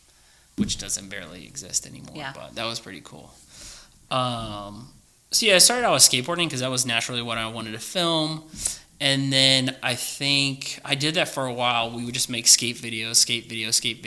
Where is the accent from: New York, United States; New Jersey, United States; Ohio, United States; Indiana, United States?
Ohio, United States; Oregon; moved away as an adult; also born or lived in California; I grew up in Oregon, all the way from first grade all the way to high school. So Clay High School is where I went